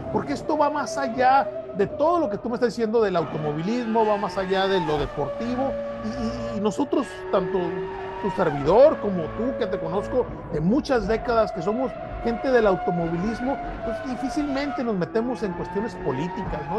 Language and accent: Spanish; Mexico; yo soy mexicano